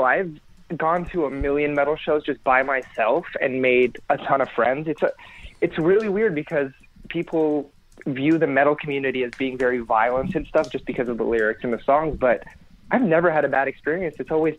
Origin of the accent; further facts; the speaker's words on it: Florida, United States; But I grew up in Florida, which is not much better, but I'm in my 20s, so I grew up through 9/11, and being a Muslim kid in middle school during that time was not very fun.